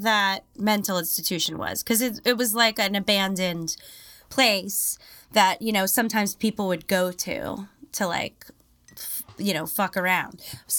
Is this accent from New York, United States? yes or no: yes; New York City, New York, United States; born or raised there